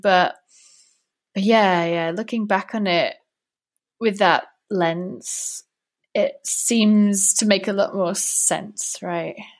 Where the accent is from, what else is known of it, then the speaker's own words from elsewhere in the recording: Wales, United Kingdom; moved away as an adult; now in Prague, Czech Republic; although I'm from Wales, actually, originally.